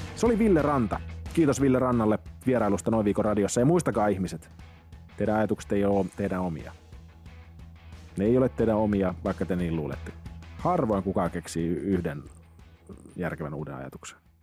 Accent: Lappeenranta, South Karelia, Finland; mä oon siis Lappeenrannasta kotoisin

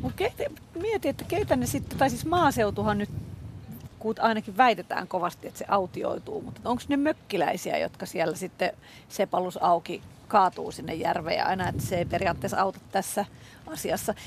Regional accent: Helsinki, Uusimaa, Finland; on Helsingistä kotosi

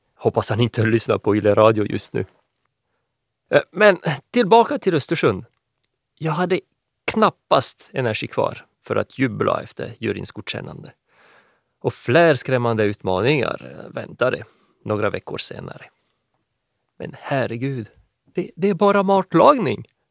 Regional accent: France; Swedish is a second language; moved away; also born or lived in Finland; är från Frankrike ursprungligen.

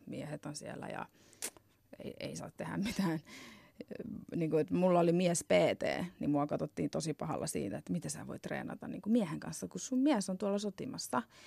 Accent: Finland; moved away as an adult; also born or lived in Arizona, United States / Naples, Italy; mä muutin takaisin Suomeen

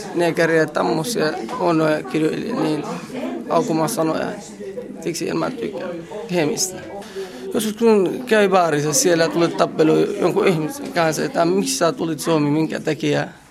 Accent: Kurdistan Region, Iraq; Finnish is a second language; moved away as an adult; also born or lived in Finland; now in Tornio, Finland; olen kotoisin Irakista ja mä oon kurdilainen, siis eh, mä oon Irakin kurdi

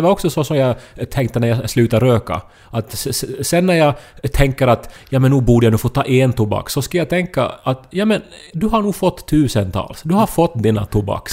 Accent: Ostrobothnia, Finland; moved away; jag var hemma i Österbotten och hälsade på mamma och pappa

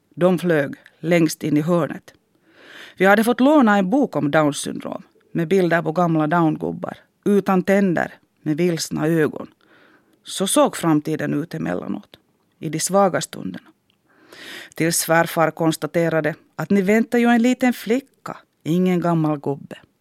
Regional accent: Harjavalta, Satakunta, Finland; first language Finnish; Swedish is a second language; moved away as an adult; also born or lived in Helsinki; now in Jakobstad, Finland; Under min uppväxt i Harjavalta hade jag ingen aning om Svenskfinland.

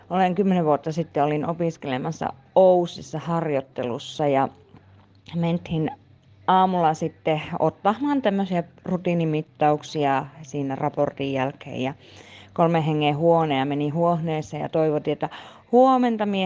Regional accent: Kolari, Lapland, Finland; kolarista olen kotoisin ja H on kulkenut kyllä mulla mukana niin koko 40-vuotisen elämäni, vaikka olen käynyt vaikka ja missä, niin se H sinne tulee ja meän kieli.

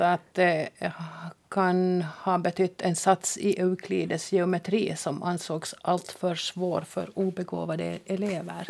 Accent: Jakobstad, Ostrobothnia, Finland; accent: Jakobstad dialect; I min Jakobstads dialekt

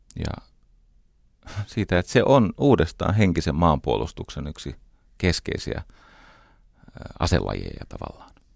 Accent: Espoo, Uusimaa, Finland; Mä olen varttunut Iivisniemessä

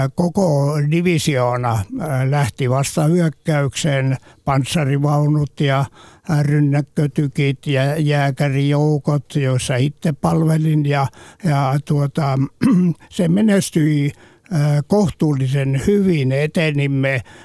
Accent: Ostrobothnia, Finland; olen Pohjanmaalta kotoisin ja se ympäristö, missä olen kasvanut

